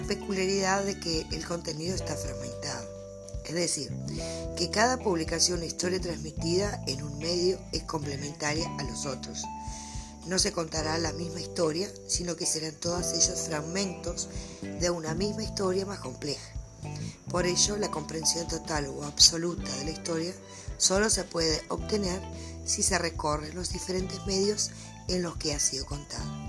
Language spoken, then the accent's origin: Spanish; Artigas, Uruguay; soy del departamento de Artigas